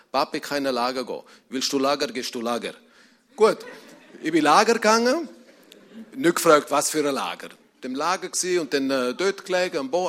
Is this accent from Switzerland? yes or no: yes; Rebstein, St. Gallen, Switzerland; ich komme aus einer Emigrantenfamilie und dort, wo ich aufgewachsen bin, im Rintal, in Rebstein, man hat Kongo gesagt.